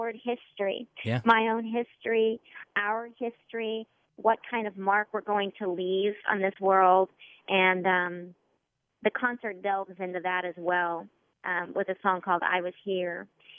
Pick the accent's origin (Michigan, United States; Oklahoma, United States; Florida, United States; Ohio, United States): Oklahoma, United States; I'm from Oklahoma, so I don't have things that have been that old around me.